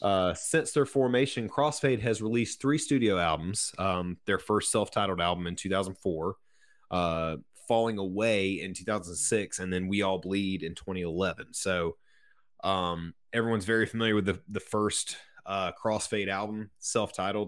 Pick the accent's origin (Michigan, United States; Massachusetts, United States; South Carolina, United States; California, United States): South Carolina, United States; Ashwood; I grew up in Ashwood, South Carolina, which is about halfway between Sumter, where I currently live, and Bishopville